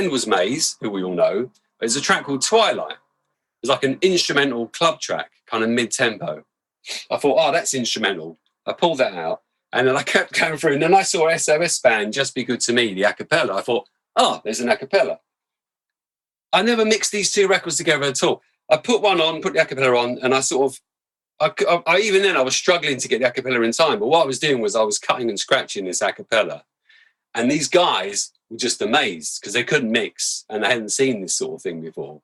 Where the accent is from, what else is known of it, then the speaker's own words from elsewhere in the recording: London, United Kingdom; where I grew up in Camberwell